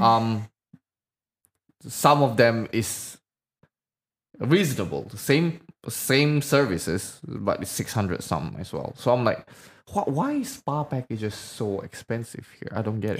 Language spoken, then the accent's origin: English; Medan, North Sumatra, Indonesia; where I'm from, um, I'm from Medan